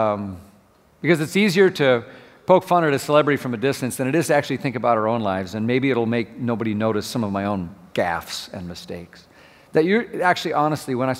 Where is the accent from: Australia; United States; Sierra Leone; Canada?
United States; Minnesota; moved away; I grew up in Minnesota, and it's really cold there